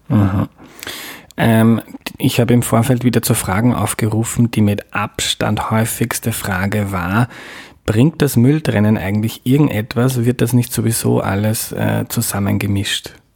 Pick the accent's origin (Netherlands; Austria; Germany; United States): Austria; Mostviertel, Lower Austria; now in Vienna, Austria; ich bin aufgewachsen in Niederösterreich, im Mostviertel